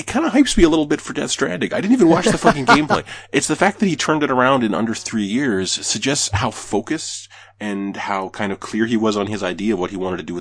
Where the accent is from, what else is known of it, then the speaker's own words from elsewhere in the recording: Canada; I'm Canadian.